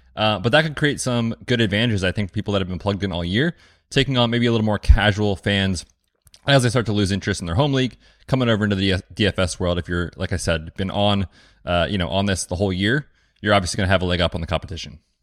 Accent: United States; like all Americans, we're optimistic

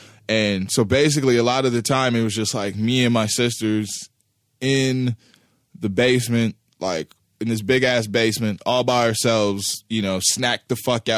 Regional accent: Kansas City, Missouri, United States; when I was coming up in South Kansas City, in the neighborhood that we grew up in Greenfield

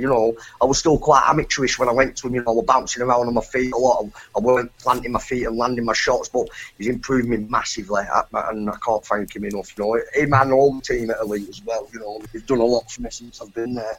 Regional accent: Colne, North West England, United Kingdom; boxing at Colne Municipal Hall in my hometown

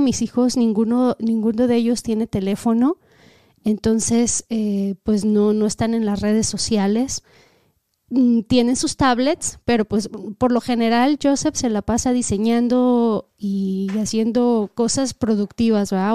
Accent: Mexico; now in United States; nosotros venimos de México

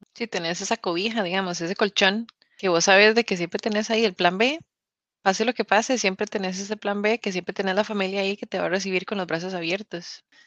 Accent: Costa Rica; now in United Kingdom; yo soy tica

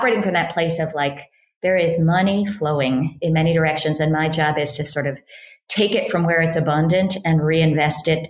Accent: Berkeley, California, United States; I grew up in Berkeley, California, in a sort of liberal Jewish family

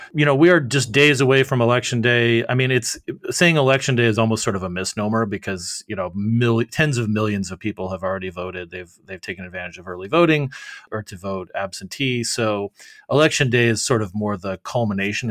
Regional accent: Arizona, United States; my home state of Arizona

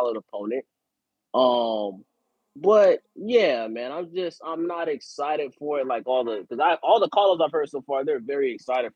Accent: Broward, Florida, United States; I'm from Broward

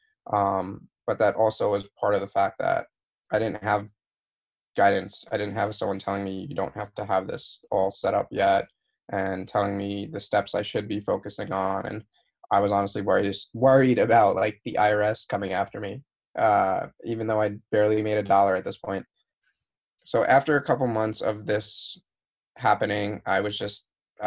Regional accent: New York, United States; moved away as an adult; also born or lived in Arizona / Pennsylvania; now in San Diego, United States; I'm from New York. Like, I come from a place where you either step on or step over people.

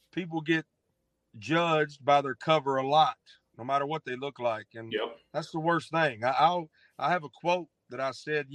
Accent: Arkansas, United States; moved away as an adult; also born or lived in Memphis, Tennessee; I was born in Memphis, grew up in Arkansas, went back to Memphis after I graduated

